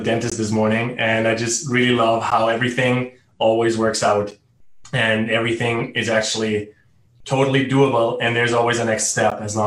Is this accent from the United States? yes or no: no; Germany; first language German; English is a second language; moved away as an adult; also born or lived in Italy / South America; I grew up in Germany